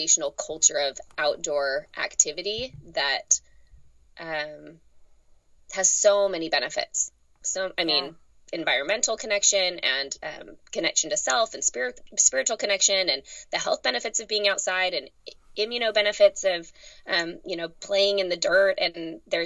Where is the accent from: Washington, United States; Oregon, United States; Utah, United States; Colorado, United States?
Utah, United States; also born or lived in Texas; now in Richmond, United States; I grew up in Utah.